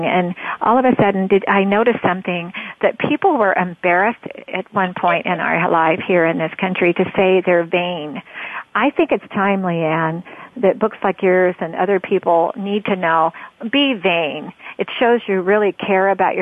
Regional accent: Oregon, United States; I'm from Oregon

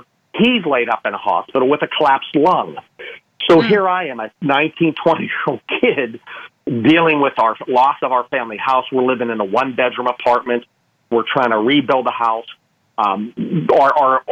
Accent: Pittsburgh, Pennsylvania, United States; moved away; I'm from Pittsburgh, Pennsylvania, originally. And my parents' house fell in a coal mine.

